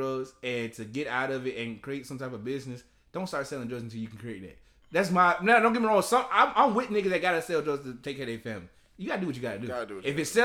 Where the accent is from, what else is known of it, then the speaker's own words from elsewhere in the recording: Athens, Georgia, United States; I'm from Athens